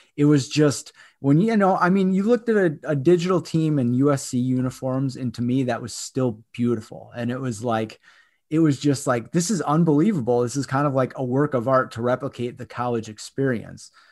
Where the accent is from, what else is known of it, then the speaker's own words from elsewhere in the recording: Michigan, United States; growing up in Michigan